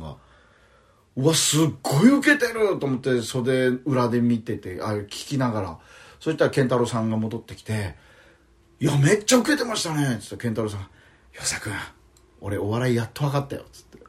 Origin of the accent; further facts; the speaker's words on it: Okinawa, Japan; accent: Okinawan; moved away as an adult; also born or lived in Tokyo; あ僕沖縄なんですけどね